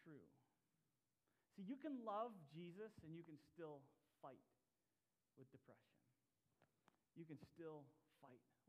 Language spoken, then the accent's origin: English; Tennessee, United States; I grew up in Tennessee and for my high school years